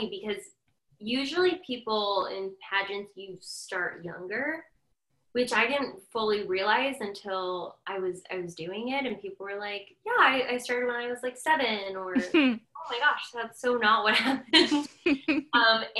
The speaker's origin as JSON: {"language": "English", "town": "Summit", "region": "New Jersey", "country": "United States", "tie": "born or raised there", "also_born_or_lived": "Long Island, New York", "said": "So I grew up pretty close to where I'm at right now. I grew up in Summit, New Jersey, which is really close to Paper Mill Playhouse."}